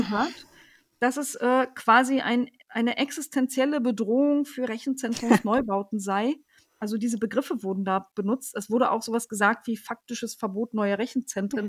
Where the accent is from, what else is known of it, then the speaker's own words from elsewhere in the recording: northern Brandenburg, Germany; Ich komme ja aus dem Norden von Brandenburg.